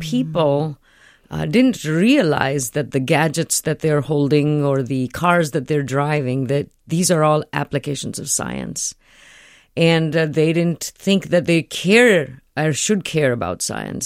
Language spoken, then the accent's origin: English; India; moved away; I grew up in India